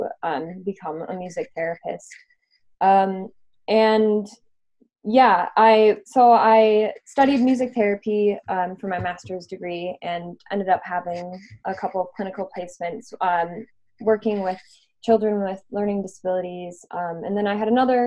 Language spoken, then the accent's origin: English; Minnesota, United States; now in London, United Kingdom; I am London-based, although I'm from Minnesota originally